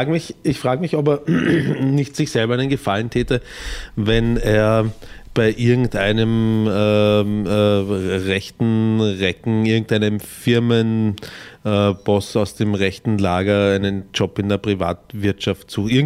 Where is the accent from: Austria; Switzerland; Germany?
Austria; Bei uns in Österreich